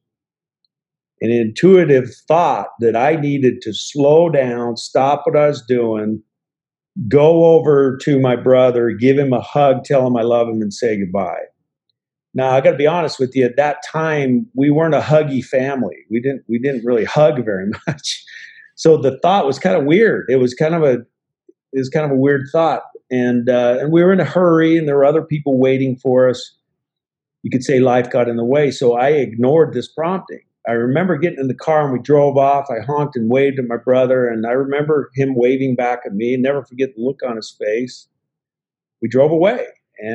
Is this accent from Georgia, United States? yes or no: no; Utah, United States; moved away as an adult; also born or lived in New York City; I was from Utah, a little town in Utah